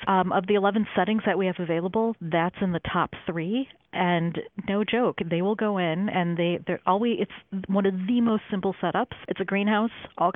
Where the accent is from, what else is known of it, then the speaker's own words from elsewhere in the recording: Chicago, Illinois, United States; I grew up about a mile due west of Lincoln Park Zoo. So growing up in Chicago